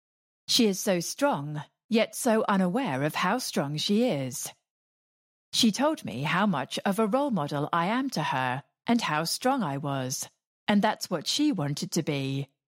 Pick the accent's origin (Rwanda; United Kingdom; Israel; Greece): United Kingdom; England; when I look back on growing up in England, we maybe took some things for granted that they don't.